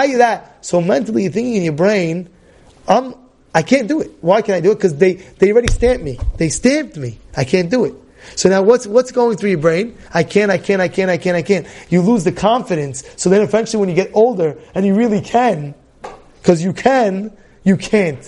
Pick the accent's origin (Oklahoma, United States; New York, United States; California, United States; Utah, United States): New York, United States; New York City; Growing up, I was growing up as a kid in Brooklyn, New York.